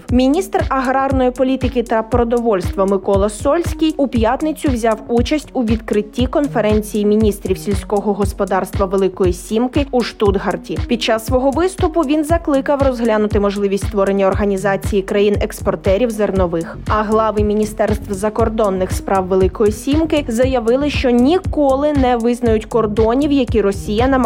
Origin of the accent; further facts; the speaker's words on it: Ukraine; ми з України.